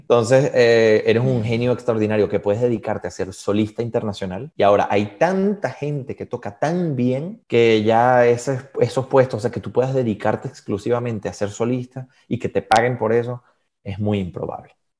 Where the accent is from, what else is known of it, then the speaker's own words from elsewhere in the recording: Venezuela; first language Spanish; moved away as an adult; also born or lived in Galicia, Spain; now in Switzerland; yo tenía en Venezuela todos mis amigos, tenía mi vida